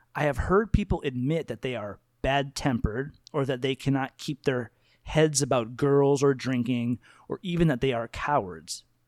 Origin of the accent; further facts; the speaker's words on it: United States; I love my identity as an American person